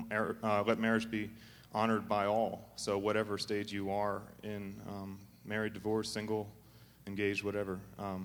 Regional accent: Arizona, United States; we're from Arizona

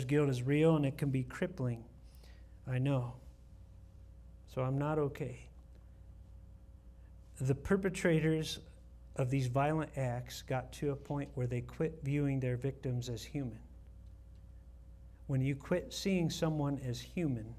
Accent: Ohio, United States; moved away as an adult; Carolyn and I grew up with Bob in Ohio in the college group at church

